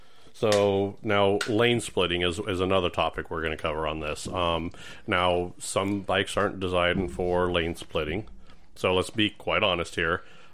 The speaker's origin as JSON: {"language": "English", "region": "California", "country": "United States", "said": "I came from California."}